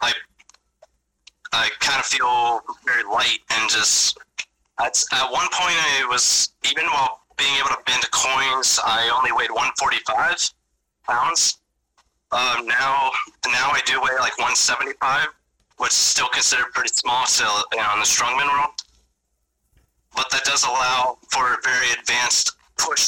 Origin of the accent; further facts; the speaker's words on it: Cincinnati, Ohio, United States; Cincinnati, Ohio, so my hometown